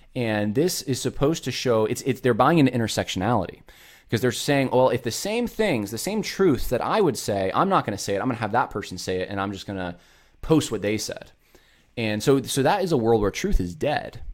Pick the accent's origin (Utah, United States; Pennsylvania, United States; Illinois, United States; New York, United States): New York, United States; upstate; moved away; also born or lived in California / the South; I'm actually from California. I was raised in upstate New York